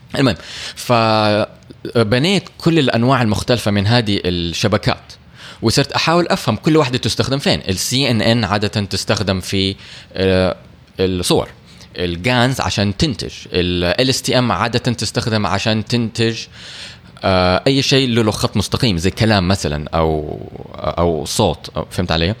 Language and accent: Arabic; Saudi Arabia; عندنا في السعودية